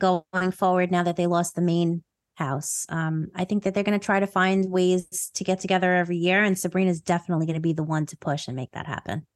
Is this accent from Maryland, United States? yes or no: no; New York, United States; accent: New York